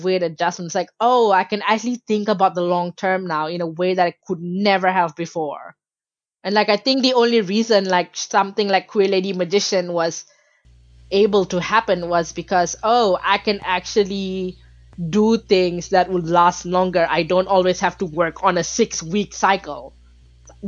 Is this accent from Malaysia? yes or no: yes; Malaysia; in Malaysia, you know, I was born and raised there, but because my family were Bangladeshi migrants